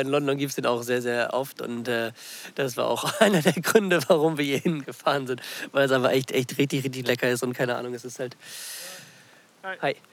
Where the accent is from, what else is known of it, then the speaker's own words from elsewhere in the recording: Germany; bei uns in Deutschland